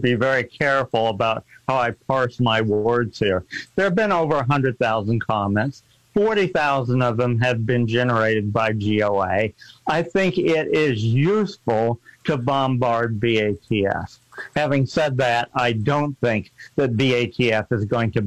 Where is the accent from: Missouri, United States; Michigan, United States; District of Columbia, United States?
Missouri, United States; moved away; I was born in Missouri. I was educated in Missouri